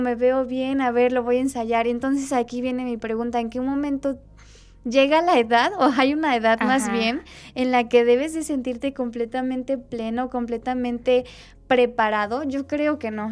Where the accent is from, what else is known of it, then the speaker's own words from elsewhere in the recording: Mexico; nuestra realidad como mexicanos.